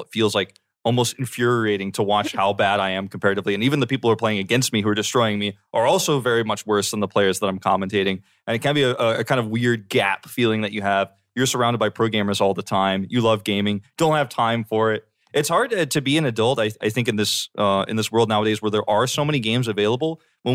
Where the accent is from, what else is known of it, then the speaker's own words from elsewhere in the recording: Georgia, United States; A lot of my Korean friends, actually, I grew up with in Georgia